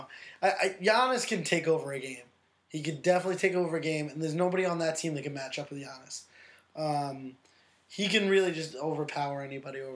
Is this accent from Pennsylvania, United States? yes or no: no; New York, United States; as a New Yorker